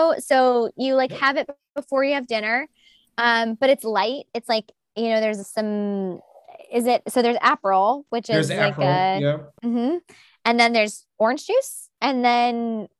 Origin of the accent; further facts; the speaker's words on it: Midwest, United States; like from the Midwest, and I'm from the Midwest. I like Midwesterners.